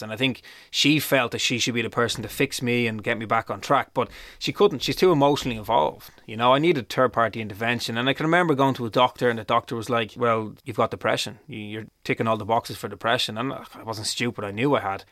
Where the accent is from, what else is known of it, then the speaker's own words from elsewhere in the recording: Dublin, Leinster, Ireland; all I wanted to do was go home. I wanted to come home to Dublin.